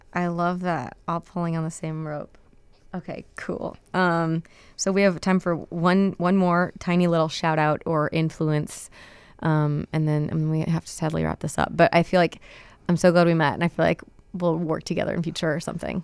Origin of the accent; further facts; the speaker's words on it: Chicago, Illinois, United States; I'm from Chicago